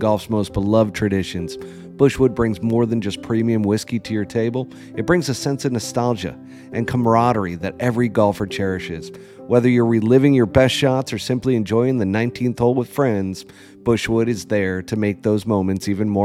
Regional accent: New York City, New York, United States; I'm a New York guy, folks. I'm from New York City

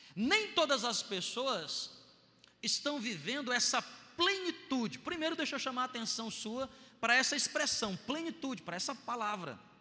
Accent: Brazil; eu sou brasileiro

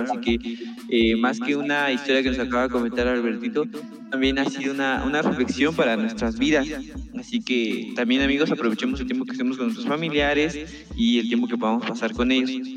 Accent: San Marcos, Guatemala; yo soy de San Marcos

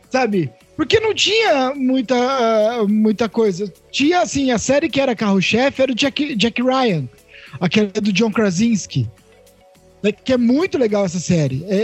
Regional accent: Ribeirão Preto, São Paulo, Brazil; Cara, a gente é de Ribeirão Preto, a gente sabe bem que ser cura também é foda.

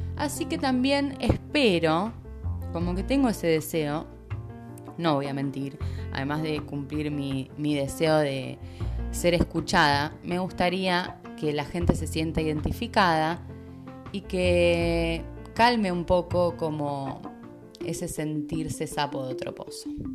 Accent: Rosario, Santa Fe, Argentina; moved away as an adult; also born or lived in Capilla del Monte, Argentina; now in Puerto Madryn, Argentina; Soy de Rosario, Argentina, es una ciudad bastante grande de Argentina

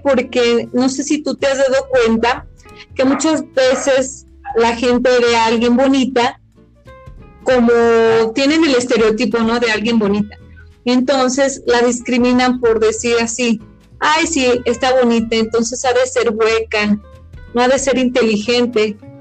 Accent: Mexico; los mexicanos somos indios

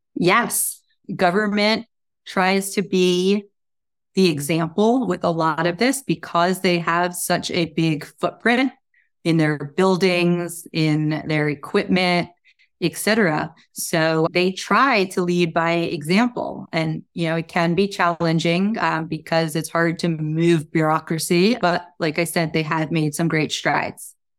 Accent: New Jersey, United States; moved away; also born or lived in New York; I grew up in New Jersey

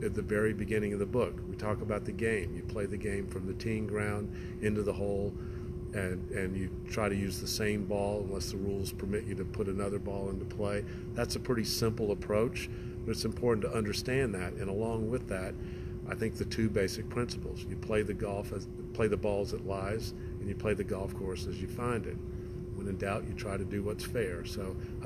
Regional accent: Augusta, Georgia, United States; now in Sonoma County, California, United States; I grew up in Augusta, Georgia, and I grew up in a golfing family.

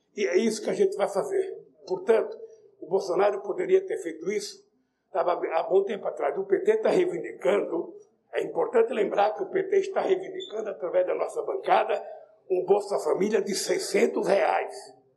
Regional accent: Northeast Region, Brazil; Eu sou nordestino

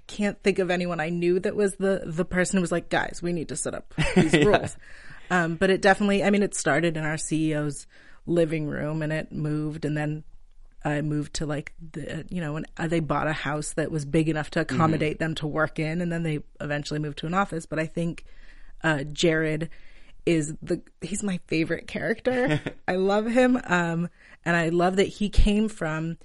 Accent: Palo Alto, California, United States; moved away as an adult; now in Los Angeles, United States; I actually grew up in Palo Alto

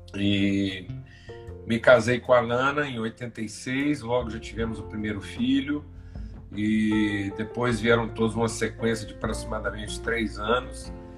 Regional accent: Uberlândia, Minas Gerais, Brazil; sou mineiro de Berlândia

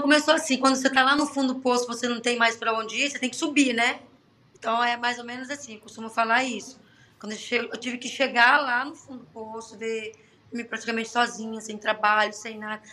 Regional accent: Brazil; moved away as an adult; now in Athens, Greece; eu sou bem brasileira mesmo

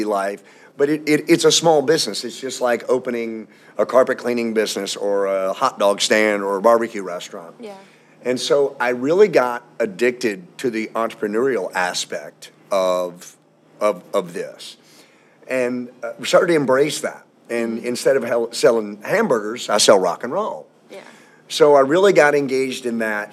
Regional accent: Louisville, Kentucky, United States; also born or lived in outside Atlanta, Georgia; now in Atlanta area, United States; I'm from Louisville, Kentucky

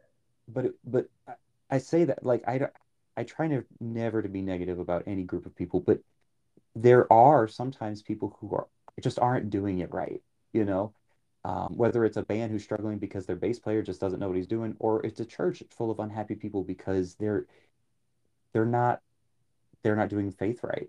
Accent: New Orleans, Louisiana, United States; moved away; I grew up in New Orleans

